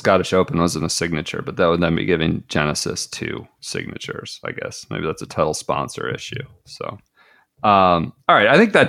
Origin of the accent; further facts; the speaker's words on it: Colorado, United States; I love Colorado, but they're not a major player anymore. I loved growing up